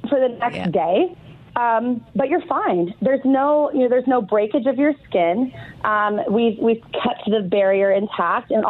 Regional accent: India; moved away; I'm from India.

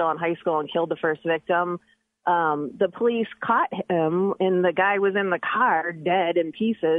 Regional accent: Medina, Ohio, United States; now in Wadsworth, United States; I grew up in Medina

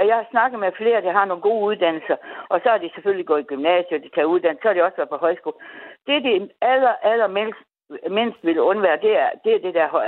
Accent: North Denmark Region, Denmark; vi kommer samme sted fra

